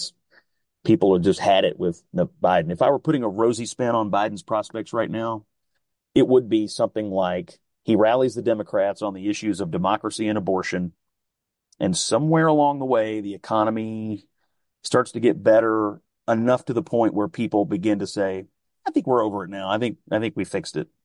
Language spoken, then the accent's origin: English; Kentucky, United States; I'm from Kentucky.